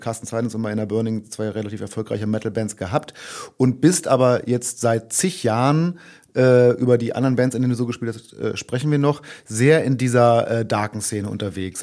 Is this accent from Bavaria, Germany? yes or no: no; Braunschweig area, Lower Saxony, Germany; ich komme ja so aus der, also sagen wir mal ganz grob Braunschweiger Ecke